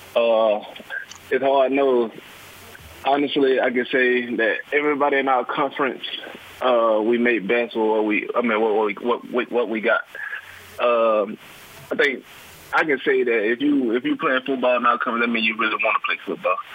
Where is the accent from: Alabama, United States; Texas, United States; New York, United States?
Alabama, United States; Anniston; I'm from Anniston, uh, Alabama. I went to Anniston High School